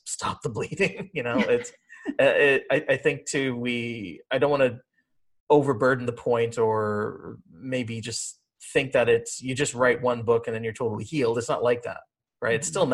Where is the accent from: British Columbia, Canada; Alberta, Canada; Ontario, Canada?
Ontario, Canada; Brampton; also born or lived in Trinidad and Tobago; I was born in Trinidad and Tobago, but came to Canada as a baby, pretty suburban upbringing in Brampton, Ontario